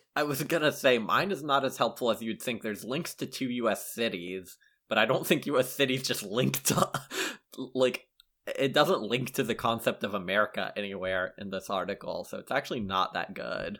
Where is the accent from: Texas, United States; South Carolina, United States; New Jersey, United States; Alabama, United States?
South Carolina, United States; Lexington; born or raised there